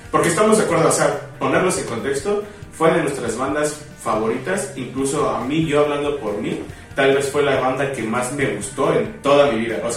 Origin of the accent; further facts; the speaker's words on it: Yucatán, Mexico; de acuerdo, de acuerdo, soy yucateco.